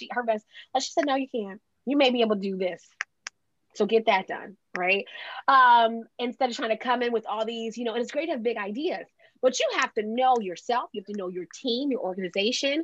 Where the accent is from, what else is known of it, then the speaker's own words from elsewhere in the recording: Delaware, United States; I'm from Delaware, which is the second smallest state.